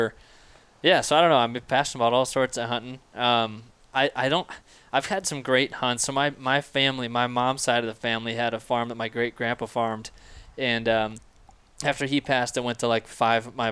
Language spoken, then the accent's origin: English; Illinois, United States; moved away as an adult; also born or lived in Sioux Center, Iowa; now in Oskaloosa, United States; I grew up in the Quad Cities area